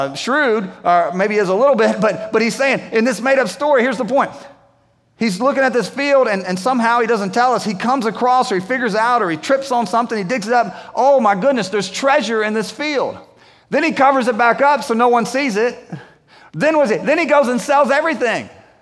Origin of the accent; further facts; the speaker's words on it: Winston-Salem, North Carolina, United States; I grew up in Winston-Salem